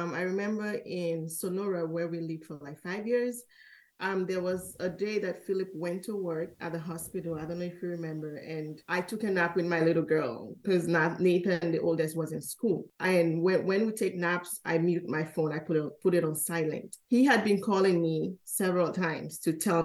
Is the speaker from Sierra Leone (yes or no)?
yes; Freetown, Western Area, Sierra Leone; also born or lived in California; now in Maryland, United States; growing up in Sierra Leone as a tight-knit community